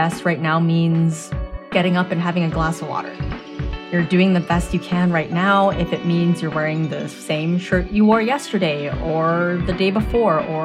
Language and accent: English; Canada; I am a Canadian-born Asian